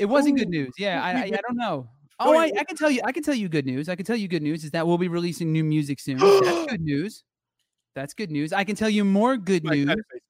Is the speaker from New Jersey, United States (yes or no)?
yes; New Jersey, United States; I'm from New Jersey and I'm Italian